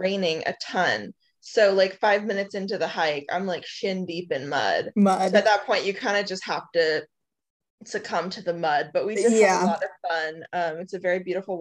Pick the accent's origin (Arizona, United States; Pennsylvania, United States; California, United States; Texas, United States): Arizona, United States; moved away as an adult; also born or lived in Flagstaff, Arizona; now in Hawaii, United States; I grew up in Arizona.